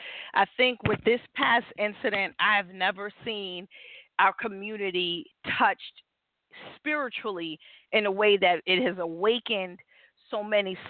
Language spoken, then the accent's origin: English; New York, United States; born or raised there